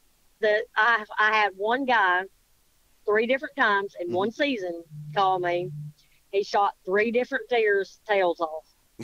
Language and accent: English; Kentucky, United States; also born or lived in Ohio; now in Alabama, United States; I was born in Ohio and raised in Kentucky